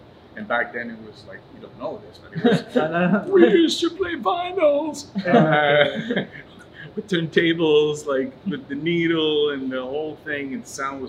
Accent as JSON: {"language": "English", "town": "Montreal", "region": "Quebec", "country": "Canada", "tie": "born or raised there", "said": "Montreal, right here, downtown. I was born downtown, still downtown."}